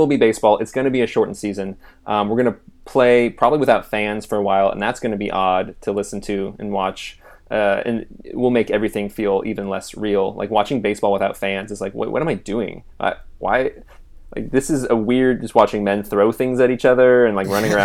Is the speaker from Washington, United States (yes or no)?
yes; Renton, Washington, United States; I was born in Renton, Washington